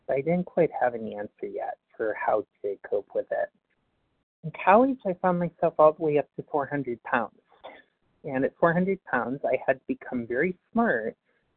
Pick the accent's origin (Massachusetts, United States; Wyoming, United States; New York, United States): New York, United States; New York City; I'm from New York City